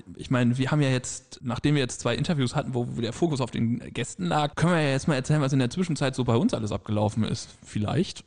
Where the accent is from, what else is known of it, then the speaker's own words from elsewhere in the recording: Germany; Wir als Deutsche